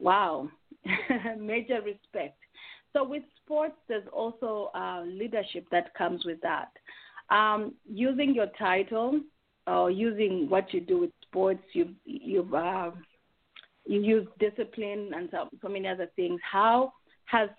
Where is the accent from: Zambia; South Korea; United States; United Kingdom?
Zambia; how we raise our children as Zambians